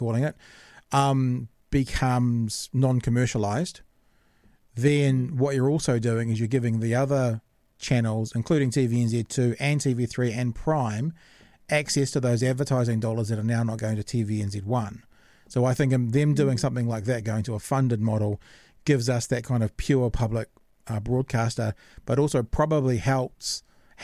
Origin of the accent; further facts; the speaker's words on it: New Zealand; also born or lived in Auckland; now in Dunedin, New Zealand; I'm from New Zealand